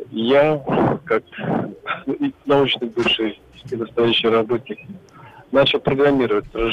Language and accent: Russian; Novosibirsk, Novosibirsk Oblast, Russia; Я, я из Новосибирска